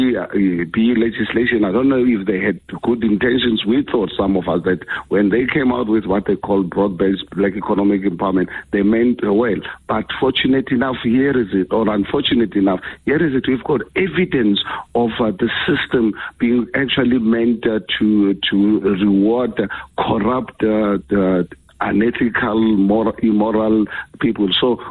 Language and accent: English; South Africa; It hurts me as a South African.